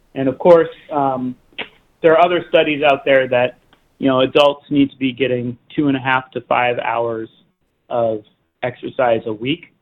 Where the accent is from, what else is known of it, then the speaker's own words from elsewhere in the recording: Oklahoma, United States; moved away; I grew up in Oklahoma and we didn't have insulated boots um, because it didn't snow there very